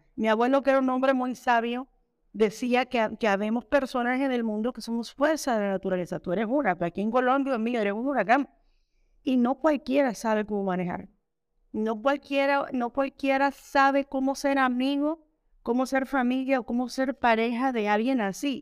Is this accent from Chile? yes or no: no; Colón, Panama; moved away as an adult; also born or lived in Mexico; uno viene con la mentalidad de Panamá que somos un poquito más abiertos